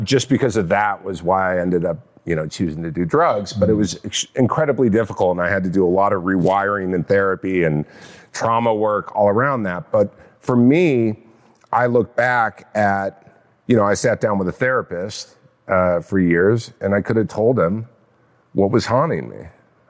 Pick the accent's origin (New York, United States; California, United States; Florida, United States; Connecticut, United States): California, United States; Orange County.